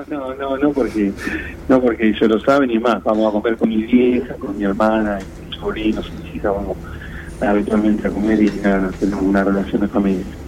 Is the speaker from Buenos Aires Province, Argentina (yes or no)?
yes; Mar de Ajó, Buenos Aires Province, Argentina